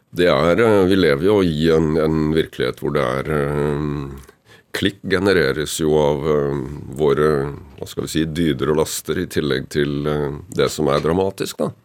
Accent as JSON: {"language": "Norwegian", "town": "Kragerø", "region": "Telemark", "country": "Norway", "tie": "born or raised there", "moved": "yes", "lives_now": "Oppegård, Norway", "said": "Jeg er født og oppvokst i Kragerø, med trebåter og seiling"}